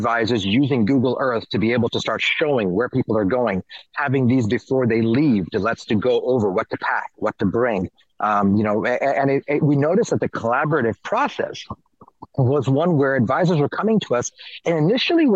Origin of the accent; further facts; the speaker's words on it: New York, United States; also born or lived in India / Kenya; I'm more New Yorker than I am anything else